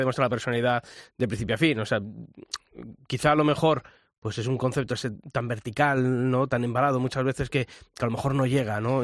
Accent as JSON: {"language": "Spanish", "town": "Madrid", "region": "Community of Madrid", "country": "Spain", "said": "soy de Madrid"}